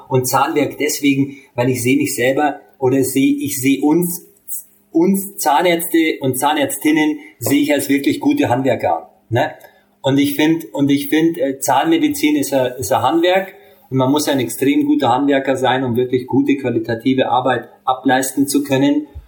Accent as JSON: {"language": "German", "country": "Hungary", "said": "ich bin Ungar"}